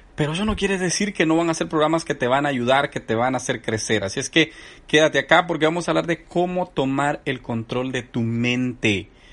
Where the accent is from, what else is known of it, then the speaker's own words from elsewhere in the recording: El Salvador; a mi gente del Salvador, bueno, somos el pulgarcito de América también